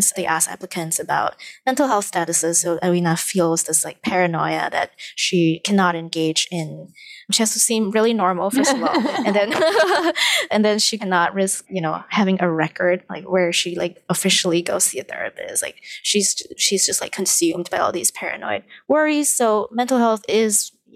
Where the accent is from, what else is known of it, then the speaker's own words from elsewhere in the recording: Malaysia; moved away as an adult; now in New York, United States; I actually understand a lot of my supposed place in this new country because I am from Malaysia